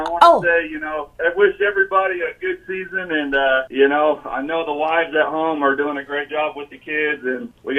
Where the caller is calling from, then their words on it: Nevada, Iowa, United States; Nevada, Iowa.